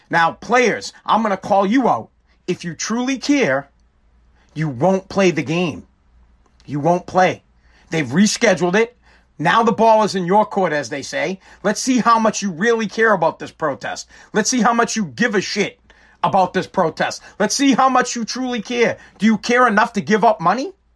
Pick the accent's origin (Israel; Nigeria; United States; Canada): United States; Woburn, Massachusetts; Woburn, I'm from Woburn, Massachusetts